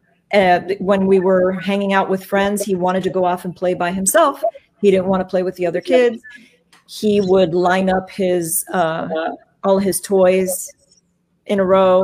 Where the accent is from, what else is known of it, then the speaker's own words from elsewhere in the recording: Miami, Florida, United States; now in Tampa, United States; I'm born and raised in Miami.